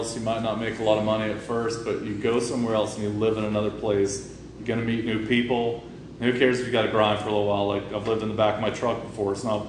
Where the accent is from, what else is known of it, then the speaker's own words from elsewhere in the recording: Florida, United States; moved away; I grew up in Florida.